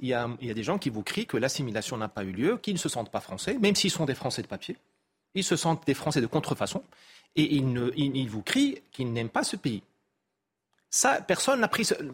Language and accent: French; Morocco; chez moi au Maroc